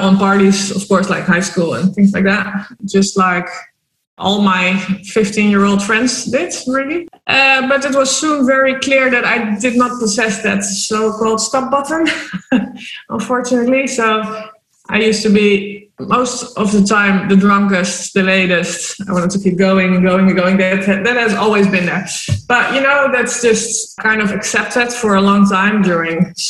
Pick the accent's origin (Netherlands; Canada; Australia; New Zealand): Netherlands; Amsterdam, North Holland; moved away as an adult; also born or lived in Spain / Malta; now in Marbella, Spain; I'm originally from Amsterdam, born and raised